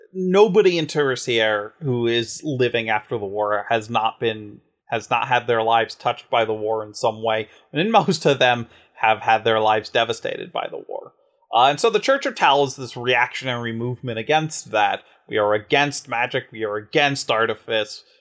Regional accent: United States; being an American

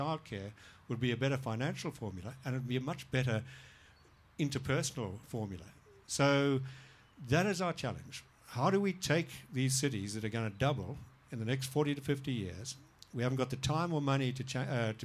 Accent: Zimbabwe; now in Melbourne, Australia; I grew up in Zimbabwe

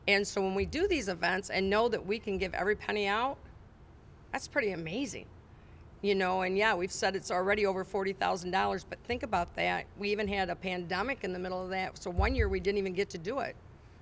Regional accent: Climax, Michigan, United States; my hometown

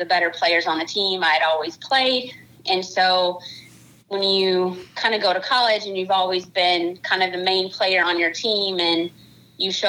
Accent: Kentucky, United States; I born and raised in Kentucky

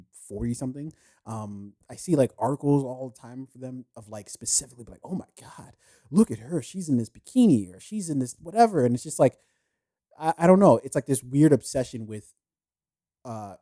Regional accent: United States; I was born in the U.S.

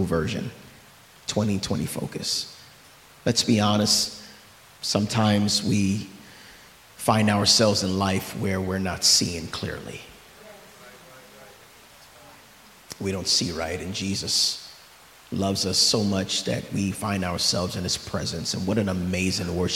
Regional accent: New York, United States; I'm from New York.

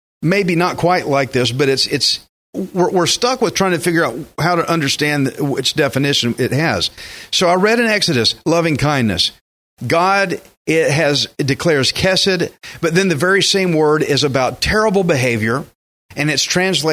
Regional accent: Texas, United States; I'm a Texan

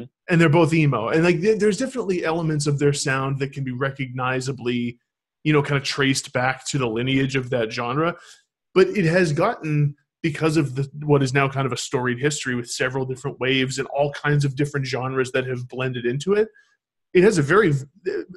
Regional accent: Manchester, New Hampshire, United States; my hometown scene, the Manchester, New Hampshire scene

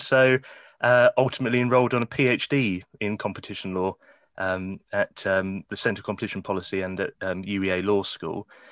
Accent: Kent, South East England, United Kingdom; moved away as an adult; also born or lived in Norwich; now in Newcastle, United Kingdom; I was born and raised in Kent, um, quaint little village in the countryside.

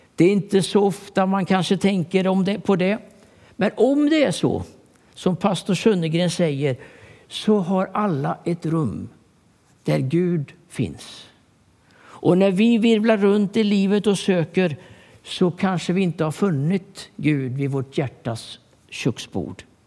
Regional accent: Sweden; also born or lived in Stockholm; jag är uppväxt i Turboda

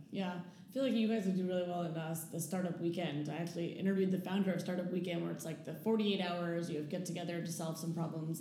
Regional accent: New York, United States; moved away; also born or lived in Silicon Valley / Chicago; I'm from New York

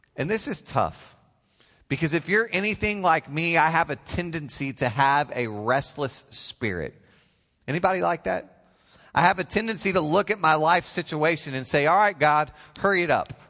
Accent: Oklahoma, United States; I come all the way from the great state of Oklahoma

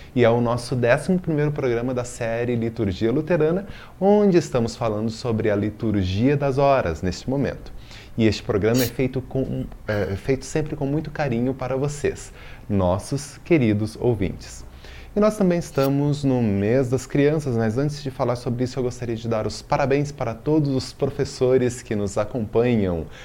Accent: Belo Horizonte, Minas Gerais, Brazil; moved away; acompanhando lá de BH, Minas Gerais, minha terrinha

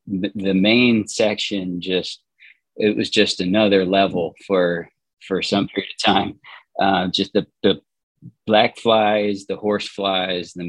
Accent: Indiana, United States; now in Connecticut, United States; we live in Connecticut. I grew up in Indiana

